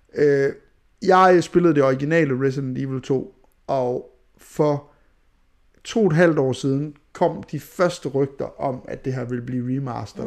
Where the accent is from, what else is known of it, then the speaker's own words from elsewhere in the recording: Skanderborg, Central Denmark Region, Denmark; moved away; Jeg er fra Skanderborg